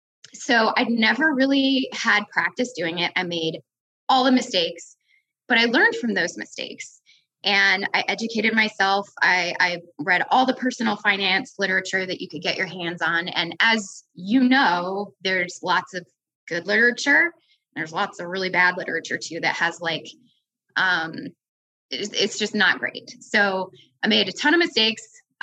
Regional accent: Midwest, United States; But for me, I grew up in the Midwest, largely middle-class family. We moved around a lot and we lived in mostly rural places. So the Dakotas and Wyoming

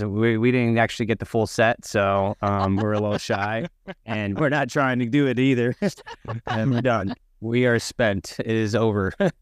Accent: Tampa, Florida, United States; And I am from Tampa, Florida, a little north of Tampa, Florida.

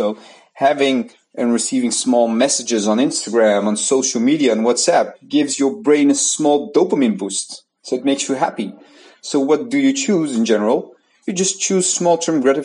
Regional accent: Netherlands; the Netherlands, where I'm from

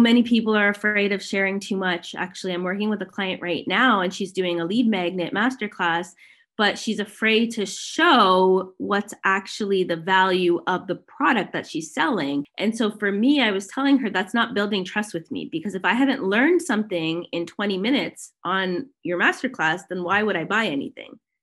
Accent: Toronto, Ontario, Canada; now in Kelowna, Canada; I am currently living in Kelowna, British Columbia. I'm originally from Toronto, so I'm a Canadian.

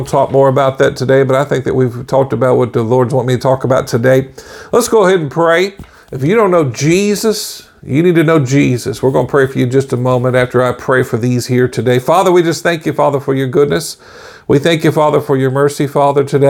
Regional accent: Bethany, Oklahoma, United States; also born or lived in Warr Acres, Oklahoma / Tulsa, Oklahoma; I was growing up in Bethany, Oklahoma, raised in War Acres, Oklahoma, you know, and Oklahoma City, that area

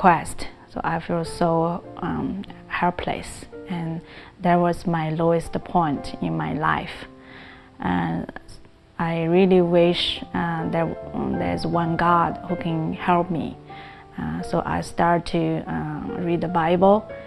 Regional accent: China; now in Cerritos, United States; I grew up in China

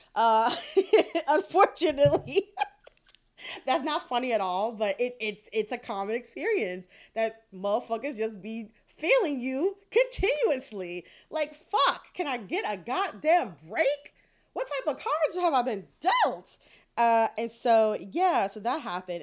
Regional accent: Detroit, Michigan, United States; I grew up in Detroit

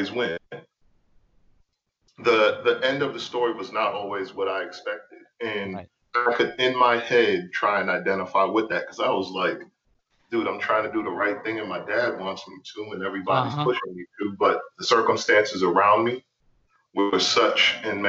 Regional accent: New York City, New York, United States; moved away; I'm from the Bronx originally

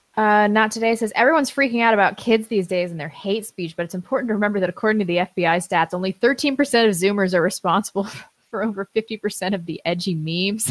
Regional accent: St. Louis, Missouri, United States; I'm from Saint Louis

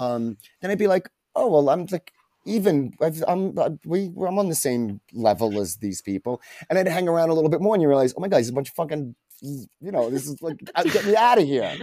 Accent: New York City, New York, United States; moved away as an adult; also born or lived in Japan; now in Mexico; growing up in New York

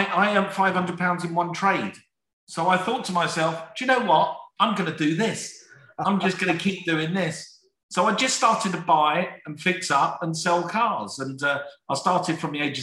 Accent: London, United Kingdom; in my family, and we're from South London, we're a poor family. From the age of 12, 13 years of age, my mum would kick me out the door

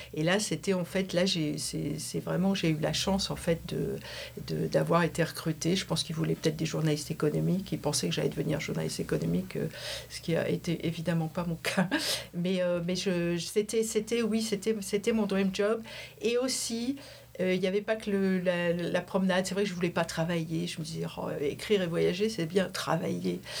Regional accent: Valenciennes, Hauts-de-France, France; moved away as an adult; also born or lived in Paris / New York / Washington; now in San Francisco, United States; je suis originaire du Nord, de Valenciennes

